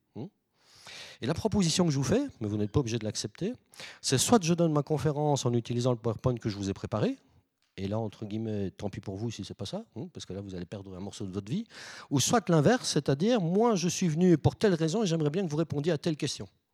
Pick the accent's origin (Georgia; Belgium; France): Belgium; je viens de Belgique